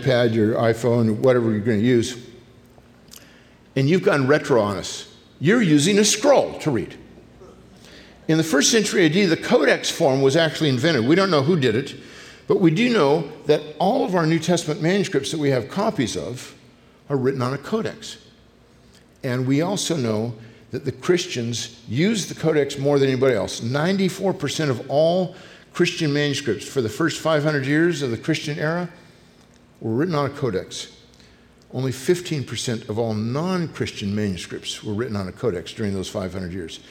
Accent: California, United States; I grew up in California

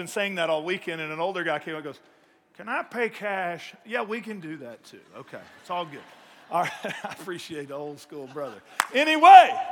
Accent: East Texas, United States; I grew up in East Texas

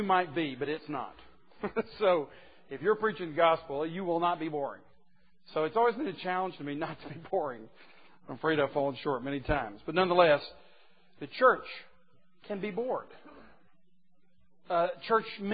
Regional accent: the South, United States; I was born in the South and raised in the South

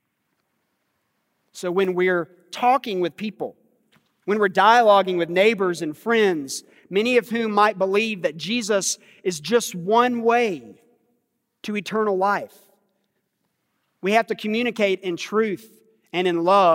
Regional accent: United States; growing up in America

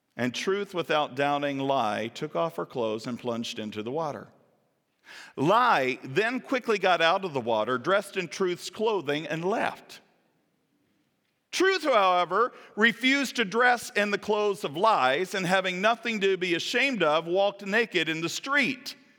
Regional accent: Kentucky, United States; I'm from Kentucky

